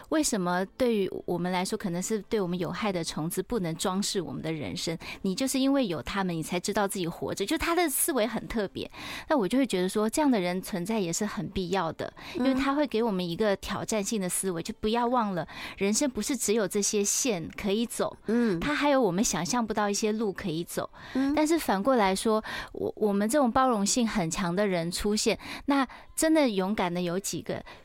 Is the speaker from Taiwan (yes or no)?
yes; Taiwan; 我们是台湾人